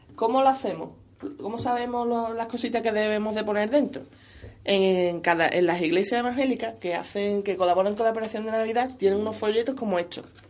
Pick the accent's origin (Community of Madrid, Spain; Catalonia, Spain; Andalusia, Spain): Andalusia, Spain; San Fernando; soy de San Fernando